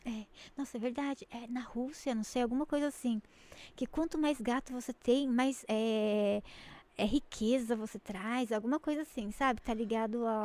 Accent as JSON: {"language": "Portuguese", "town": "Jundiaí", "region": "São Paulo", "country": "Brazil", "said": "a gente é de Jundiaí"}